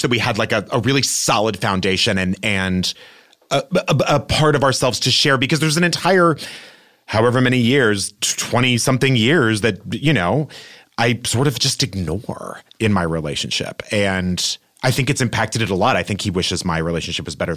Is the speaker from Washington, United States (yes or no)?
no; El Paso, Texas, United States; also born or lived in New York; now in Los Angeles, United States; growing up in El Paso, Texas